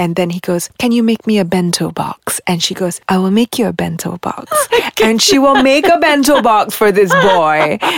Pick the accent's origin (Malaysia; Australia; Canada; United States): Malaysia; …-san, where are you from? I said, from Malaysia.